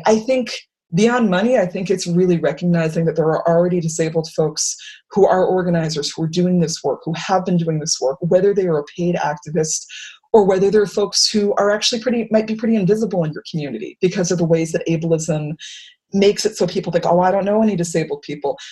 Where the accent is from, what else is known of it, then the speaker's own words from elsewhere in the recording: Worcester, Massachusetts, United States; I'm from Worcester, Massachusetts